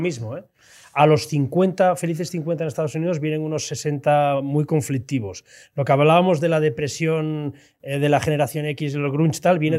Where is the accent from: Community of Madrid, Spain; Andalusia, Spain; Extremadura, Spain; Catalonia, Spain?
Catalonia, Spain; Tarragona; Yo soy de Tarragona